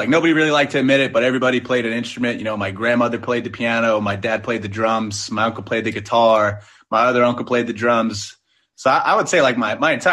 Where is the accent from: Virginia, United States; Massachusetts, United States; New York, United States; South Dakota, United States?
New York, United States; Long Island; I'm from Long Island, New York